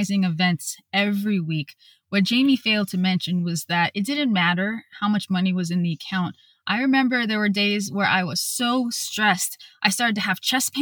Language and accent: English; California, United States; moved away as an adult; also born or lived in Texas; We're from California, used to good weather